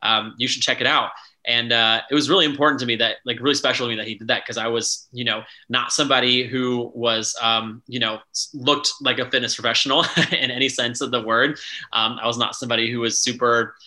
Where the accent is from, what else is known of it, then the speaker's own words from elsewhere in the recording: Tampa, Florida, United States; moved away as an adult; also born or lived in Alexandria, Virginia; now in Washington, DC, United States; I grew up in Tampa, Florida